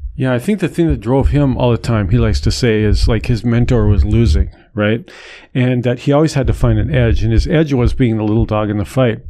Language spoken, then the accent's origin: English; North Dakota, United States; moved away; my home state of North Dakota